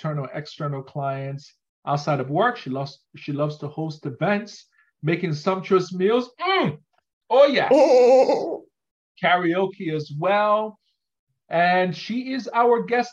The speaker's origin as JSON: {"language": "English", "area": "Ijebu", "region": "Ogun State", "country": "Nigeria", "said": "I'm from Ijebu"}